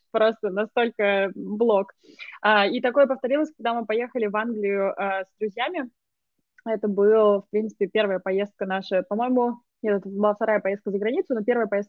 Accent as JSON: {"language": "Russian", "region": "Moscow", "country": "Russia", "moved": "yes", "lives_now": "United Kingdom", "said": "Я из Москвы."}